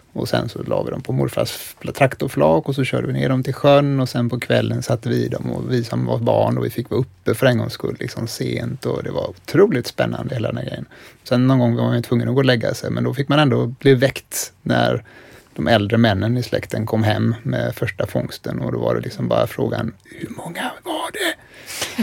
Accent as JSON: {"language": "Swedish", "town": "Billdal", "region": "Västra Götaland", "country": "Sweden", "tie": "born or raised there", "said": "jag växte upp i Billdal i ett villakvarter"}